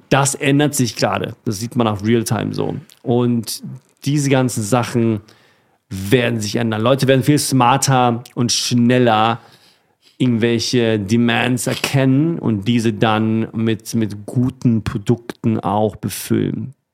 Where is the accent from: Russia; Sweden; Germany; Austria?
Sweden; Und die kommen beide aus meiner Heimat, aus Schweden.